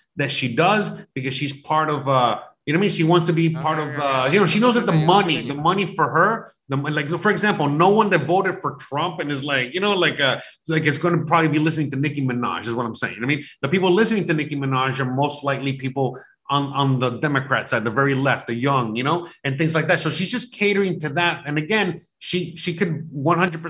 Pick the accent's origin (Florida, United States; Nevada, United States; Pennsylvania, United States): Florida, United States; Miami; I was born and raised in Miami